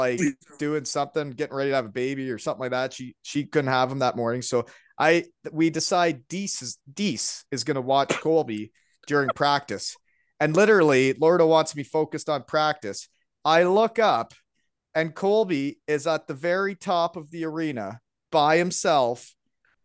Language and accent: English; Elmira, Ontario, Canada; also born or lived in Georgetown; I'm from Elmira. I was just born there